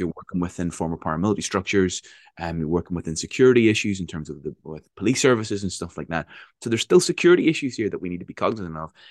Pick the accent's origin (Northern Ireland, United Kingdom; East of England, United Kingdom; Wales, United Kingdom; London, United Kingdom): Northern Ireland, United Kingdom; growing up in Northern Ireland